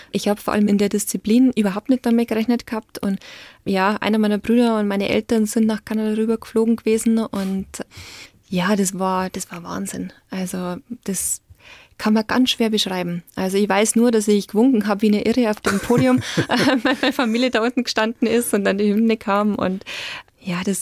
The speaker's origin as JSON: {"language": "German", "region": "Bavaria", "country": "Germany", "tie": "born or raised there", "said": "aber ich bin aufgewachsen in Niederbayern."}